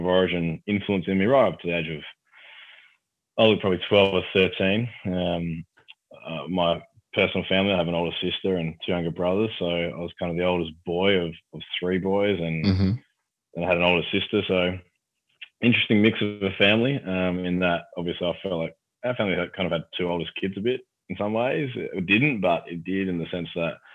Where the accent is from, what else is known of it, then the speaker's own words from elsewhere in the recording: Highbury, South Australia, Australia; also born or lived in Whyalla / Port Pirie; Grew up in Highbury and was actually born in Wyala